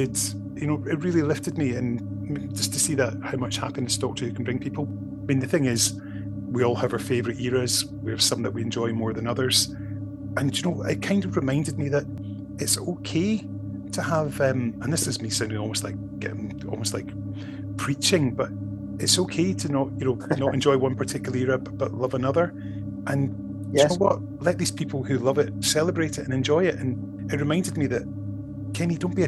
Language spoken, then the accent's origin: English; Scotland, United Kingdom; sort of being friendly Scottish person